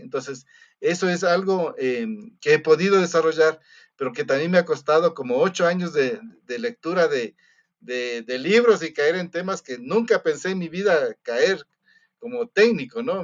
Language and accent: Spanish; Ecuador; tenemos como contadores ecuatorianos